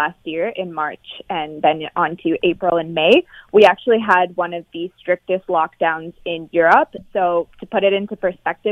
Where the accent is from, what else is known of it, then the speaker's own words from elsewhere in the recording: London, Ontario, Canada; moved away as an adult; now in Spain; So I'm Canadian. I'm actually from London, Ontario, born and raised